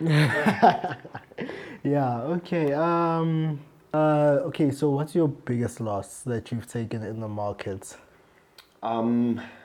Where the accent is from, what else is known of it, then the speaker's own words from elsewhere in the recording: South Africa; as South African traders